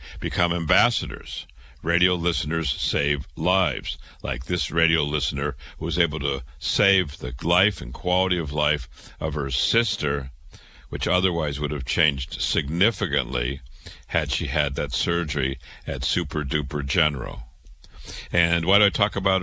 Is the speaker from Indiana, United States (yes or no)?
no; Waterloo, Iowa, United States; I was born in Waterloo, Iowa, went to public school, went to university, went to medical school.